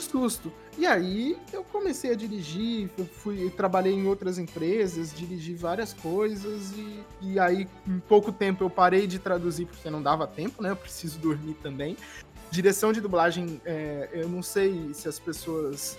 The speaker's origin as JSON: {"language": "Portuguese", "town": "Jacareí", "region": "São Paulo", "country": "Brazil", "tie": "born or raised there", "moved": "yes", "lives_now": "São Paulo, Brazil", "said": "E a gente morava no interior de São Paulo e ele abriu um estúdio de locução comercial em São José dos Campos, pertinho de onde eu nasci, que é Jacareí"}